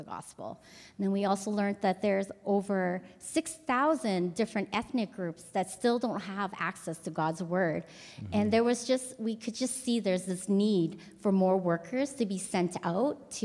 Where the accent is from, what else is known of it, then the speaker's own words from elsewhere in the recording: Edmonton, Alberta, Canada; moved away as an adult; now in Cambodia; I was born in Edmonton and grew up in a Vietnamese church there.